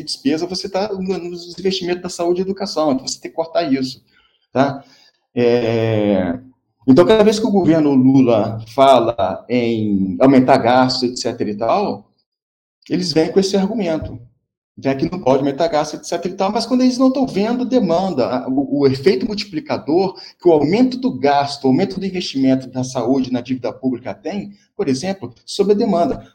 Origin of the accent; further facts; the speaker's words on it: Rio de Janeiro, Brazil; moved away as an adult; eu, eu sou carioca